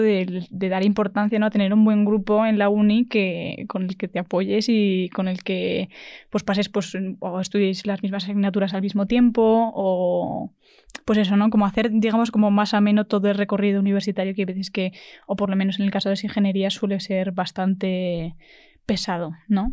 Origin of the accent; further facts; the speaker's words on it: Madrid, Community of Madrid, Spain; soy de Madrid